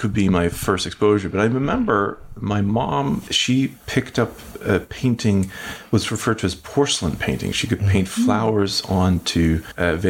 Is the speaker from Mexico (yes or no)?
no; Western Norway, Norway; moved away as an adult; now in United States; I'm originally from Norway. I'm from a small town in Western Norway. And then when I was about 19, I came over here